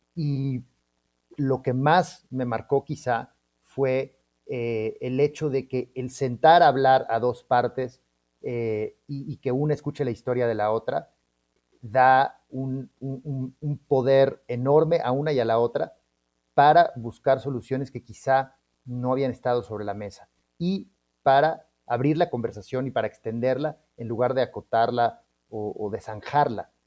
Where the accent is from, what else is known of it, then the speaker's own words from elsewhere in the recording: Mexico City, Mexico; somos de la Ciudad de México